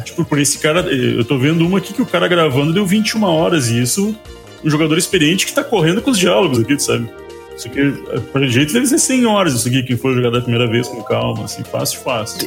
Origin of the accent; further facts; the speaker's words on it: Brazil; a gente é brasileiro